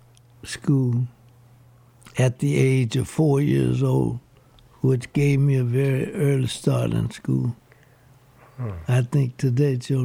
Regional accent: Baton Rouge, Louisiana, United States; born or raised there; also born or lived in Shreveport, Louisiana

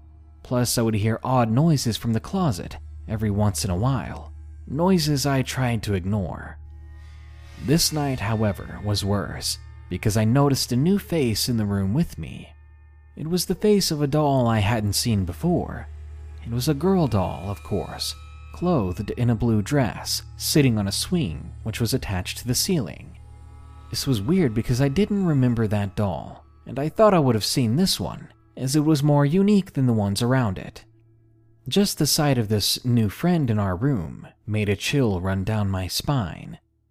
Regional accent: Georgia, United States; I didn't want to go back to my home state of Georgia

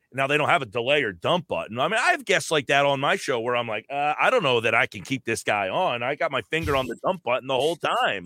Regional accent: New Jersey, United States; I'm from Jersey.

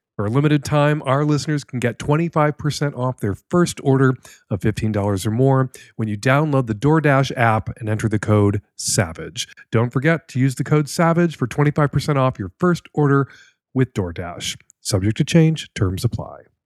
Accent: United States; as an American

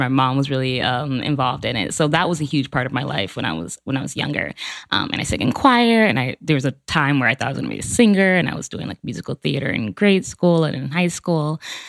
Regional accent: Chicago, Illinois, United States; So I grew up in Chicago. I have a lot of family in Chicago. I grew up like the Logan Square, Humboldt Park area, what we were talking about earlier. I mean, I grew up like super religious. I was like hella Baptist.

